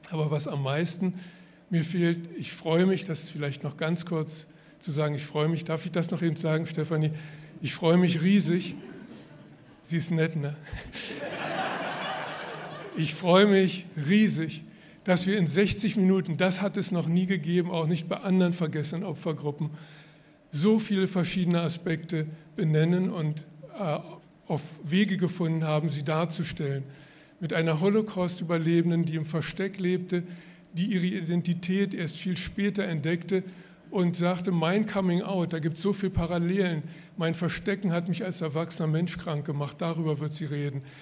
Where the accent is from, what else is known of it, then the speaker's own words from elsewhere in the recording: Berlin, Germany; moved away as an adult; ich bin ja geborener Berliner, ich kann auch noch Berlinern, aber das mache ich jetzt nicht. Ähm, und bin mit 18 Jahren weggegangen